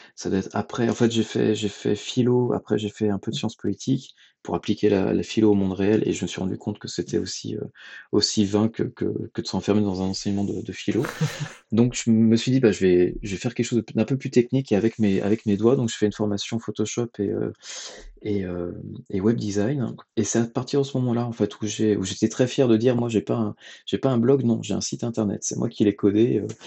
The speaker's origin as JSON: {"language": "French", "town": "Saint-Malo", "region": "Brittany", "country": "France", "tie": "born or raised there", "also_born_or_lived": "Rennes", "said": "Je viens de Bretagne. Hein. Je suis né à Saint-Malo, j'ai fait mes études à Rennes"}